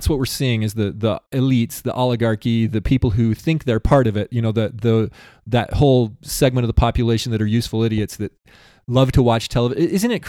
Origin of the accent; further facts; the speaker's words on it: Utah, United States; Did you know that I'm from San Pete Valley, that I'm a farmer?